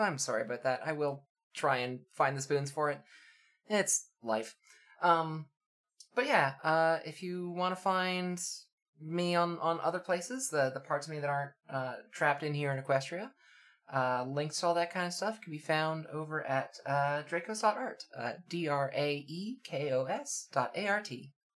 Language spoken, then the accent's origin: English; Canada; I'm raised Canadian